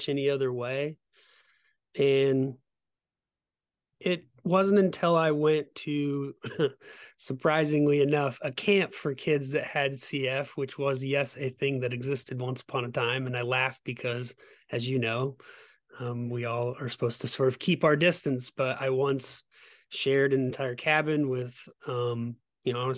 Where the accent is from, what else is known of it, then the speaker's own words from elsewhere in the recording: Omaha, Nebraska, United States; I was born in Omaha, Nebraska